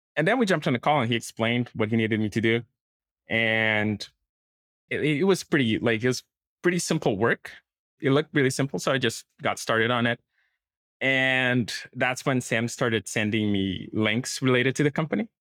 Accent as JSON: {"language": "English", "country": "Brazil", "moved": "as an adult", "lives_now": "Portugal", "said": "I'm from Brazil, and I started working as a software engineer in Brazil"}